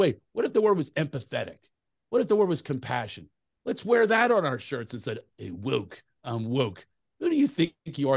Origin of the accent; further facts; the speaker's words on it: Philadelphia, Pennsylvania, United States; now in California, United States; I'm from Philly, but I live in California.